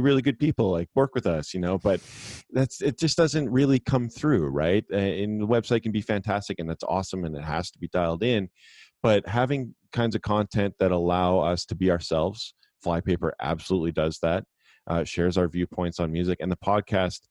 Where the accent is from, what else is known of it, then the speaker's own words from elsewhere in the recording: Canada; I grew up in Canada. We did have Much Music, which was like our MTV